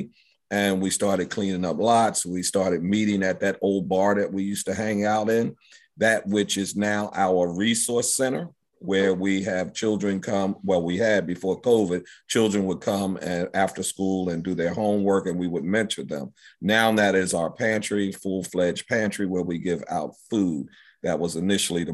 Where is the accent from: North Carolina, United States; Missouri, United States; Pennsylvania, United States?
Pennsylvania, United States; Philadelphia; I grew up in Germantown, went to Emlyn, Roosevelt, Martin Luther King, and Germantown High School